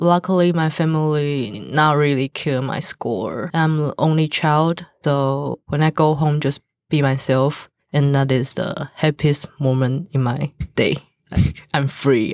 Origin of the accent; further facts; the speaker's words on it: Taiwan; English is a second language; I follow my parents as Taiwan traditional religion